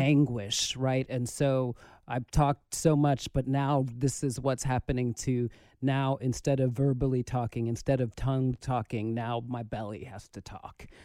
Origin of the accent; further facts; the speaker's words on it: New York City, New York, United States; growing up in the Bronx